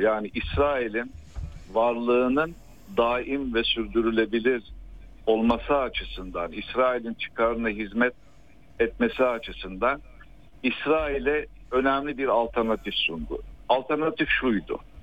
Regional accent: Hatay, Turkey; ben aslen Hataylı

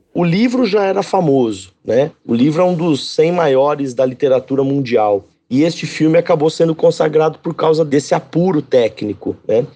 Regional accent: Catanduva, São Paulo, Brazil; na cidade onde eu nasci e eu moro, que é Catanduva, interior de São Paulo

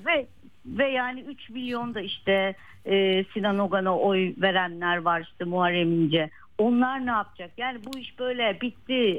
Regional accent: Malatya, Turkey; moved away; Deprem bölgesi benim memleketim

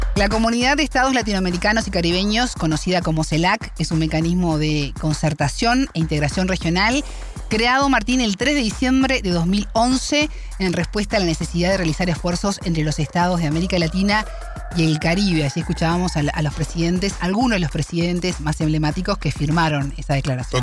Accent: Uruguay; en mi país, Uruguay

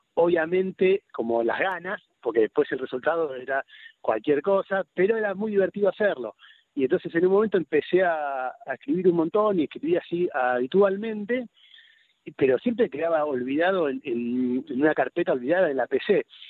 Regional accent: Buenos Aires, Argentina; accent: Rosario; moved away as an adult; also born or lived in Rosario; now in Cañuelas, Argentina; yo nací en Rosario ah, y viví ahí hasta los siete años y después por razones del laburo de mi viejo nos terminamos mudando a, Capital Federal y viví ahí en Capital Federal hasta que terminé la residencia de pediatría

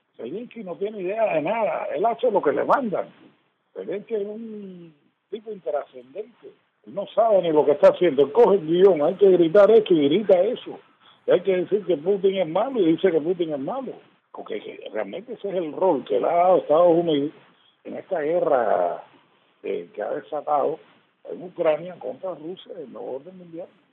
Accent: Cuba; Yo soy cubano, me vivo en Cuba

